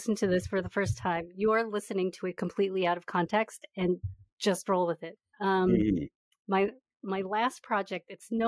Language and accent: English; suburbs north of New York City, United States; also born or lived in Queens, New York / East Village, New York City; I was born in Queens, New York. I only lived there for a couple of years, and I was raised in the suburbs north of New York City